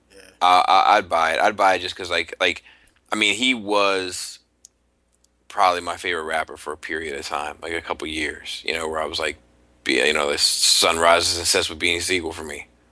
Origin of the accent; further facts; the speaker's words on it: outside of Baltimore, Maryland, United States; I grew up outside of Baltimore. Like I'm not from the city proper of Baltimore. I grew up outside of Baltimore